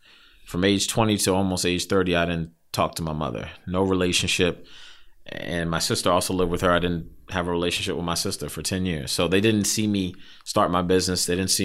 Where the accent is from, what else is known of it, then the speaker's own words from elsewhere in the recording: Silver Spring, Maryland, United States; Grew up in Silver Spring, from home, you know, born and raised in Montgomery County.